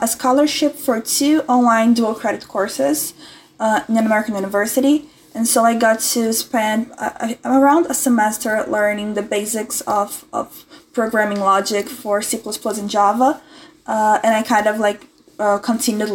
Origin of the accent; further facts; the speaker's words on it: Brazil; I'm 20 years old, I'm from Brazil